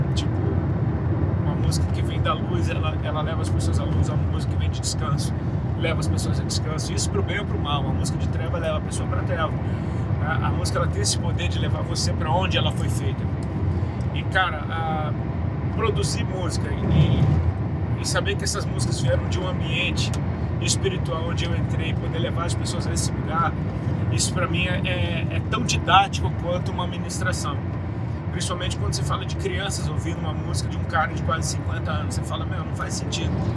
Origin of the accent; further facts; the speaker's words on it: Brasília, Federal District, Brazil; moved away as an adult; now in Santa Catarina, Brazil; Eu nasci em Brasília, fui criado lá